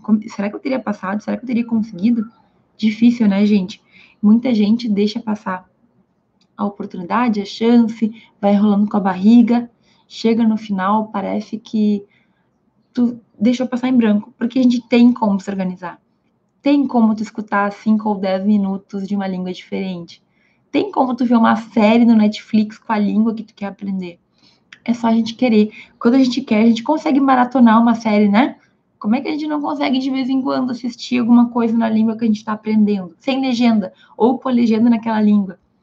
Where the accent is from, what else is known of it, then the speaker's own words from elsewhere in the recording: Brazil; first language Portuguese; Eu sou brasileira, falo português.